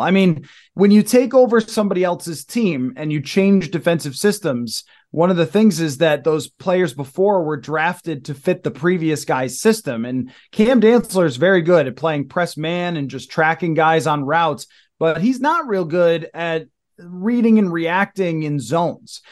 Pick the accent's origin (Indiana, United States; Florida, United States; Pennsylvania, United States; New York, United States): New York, United States; Buffalo; I grew up in Buffalo